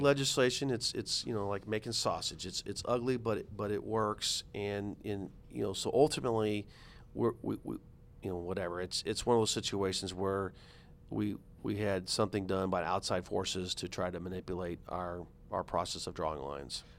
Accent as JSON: {"language": "English", "area": "St. Charles County", "region": "Missouri", "country": "United States", "also_born_or_lived": "St. Louis County, Missouri", "said": "I'm not from Saint Louis, I'm from Saint Charles"}